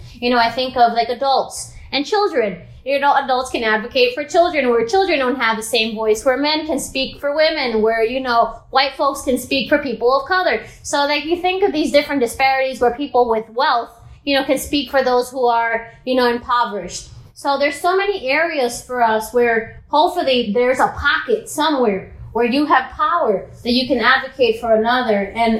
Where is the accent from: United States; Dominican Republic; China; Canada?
Dominican Republic; growing up in the Dominican Republic, you know, the disparities there are even more wide, you know, in a developing country